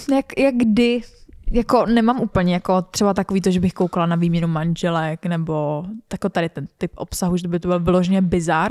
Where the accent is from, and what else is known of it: Czechia